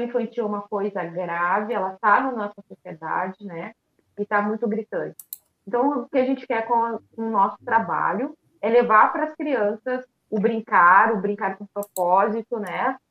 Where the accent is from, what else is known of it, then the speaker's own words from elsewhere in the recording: Porto Alegre, Rio Grande do Sul, Brazil; que somos de Porto Alegre